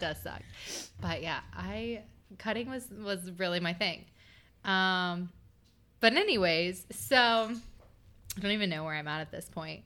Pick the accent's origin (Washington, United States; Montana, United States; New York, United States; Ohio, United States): Ohio, United States; Chillicothe; I grew up in Southern Ohio, um, around the Chillicothe area